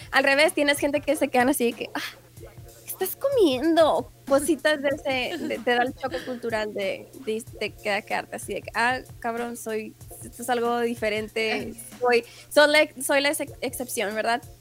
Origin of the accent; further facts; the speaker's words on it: El Paso, Texas, United States; born there; yo nací en, yo nací en El Paso